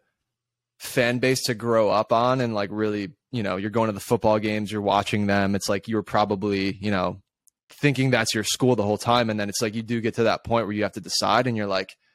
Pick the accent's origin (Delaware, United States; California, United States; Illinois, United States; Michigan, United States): Illinois, United States; Chicago; also born or lived in Tuscaloosa, Alabama; I'm from Chicago